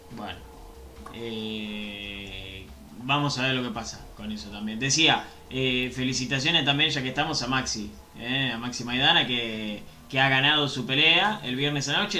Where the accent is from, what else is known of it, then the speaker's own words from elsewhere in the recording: Avellaneda, Buenos Aires Province, Argentina; yo soy de Avellaneda